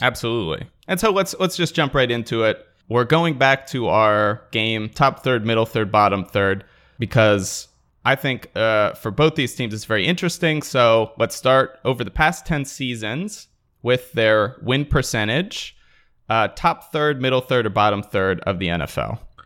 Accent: Washington, District of Columbia, United States; accent: Washington, D.C.; my normal Washington, D C accent

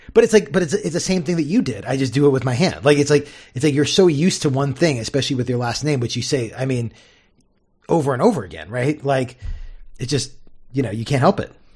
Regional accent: Southern California, United States; I grew up in Southern California

